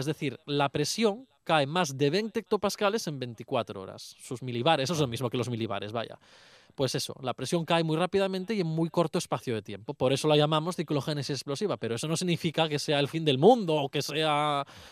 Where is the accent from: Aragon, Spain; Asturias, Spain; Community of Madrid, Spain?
Asturias, Spain; Luanco; mi pueblo, por Luanco